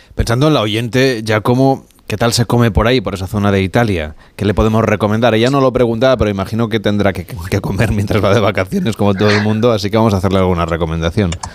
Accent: Spain; en nuestro país, en España, los españoles somos

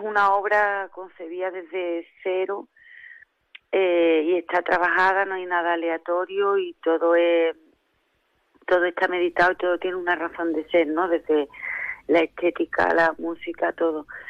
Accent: Jimena de la Frontera, Andalusia, Spain; soy de Jimena de la Frontera

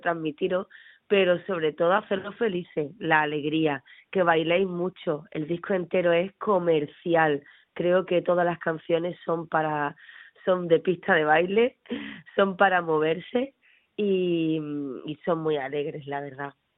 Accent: Ceuta, Spain; soy una enamorada de Ceuta, de mi tierra

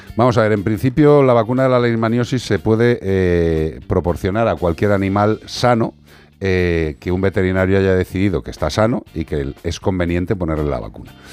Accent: As Ermidas, Galicia, Spain; nosotros de las Ermitas

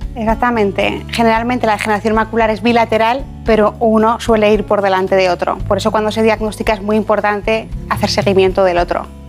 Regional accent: Ejea de los Caballeros, Aragon, Spain; also born or lived in Zaragoza; yo nací en Zaragoza, pero soy de un pueblo que se llama Gea de los Caballeros

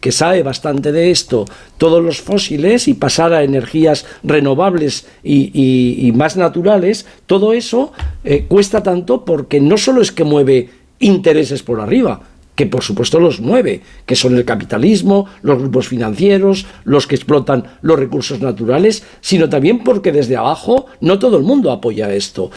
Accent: province of Teruel, Aragon, Spain; vengo de la provincia de Teruel

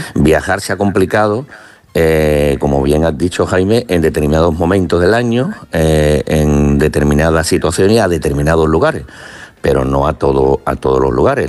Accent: Málaga, Andalusia, Spain; soy de Málaga

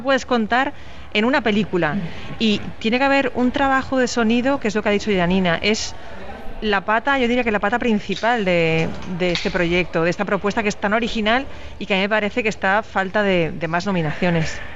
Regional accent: Valencian Community, Spain; aunque sea mi tierra

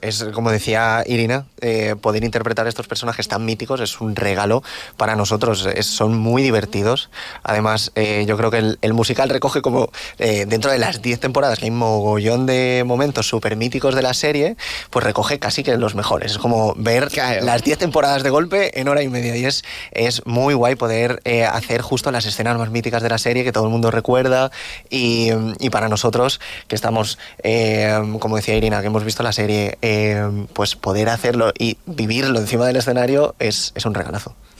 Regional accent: Valencian Community, Spain; como actores valencianos, elenco valenciano que, que somos

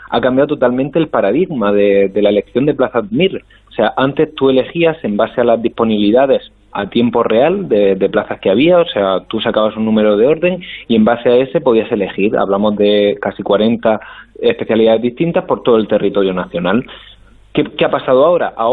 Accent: Murcia, Region of Murcia, Spain; yo que por ejemplo soy de Murcia y tenía pensado mejor irme a Murcia o cercano

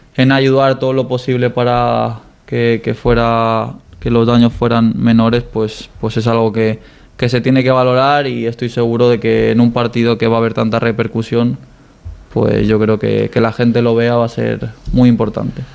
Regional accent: Dénia, Valencian Community, Spain; moved away as an adult; reconocer a mi pueblo, a Denia

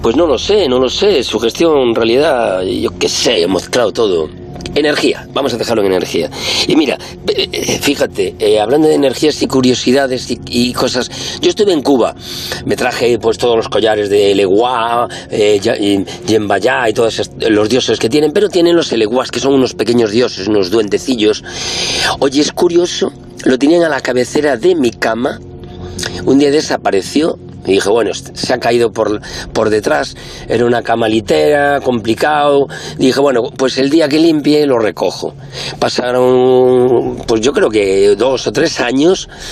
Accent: Galicia, Spain; moved away as an adult; now in Madrid, Spain; como buen gallego

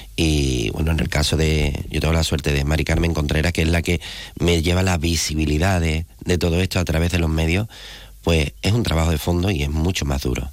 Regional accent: Andalusia, Spain; Andalucía, ¿no? que al fin y al cabo es de donde yo soy

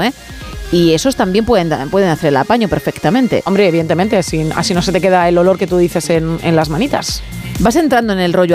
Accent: Madrid, Community of Madrid, Spain; yo soy madrileña

